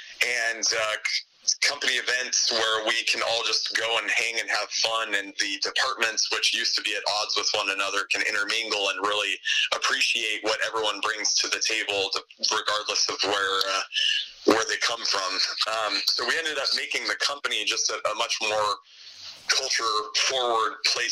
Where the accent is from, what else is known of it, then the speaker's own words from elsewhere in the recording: Southern California, United States; I grew up in Southern California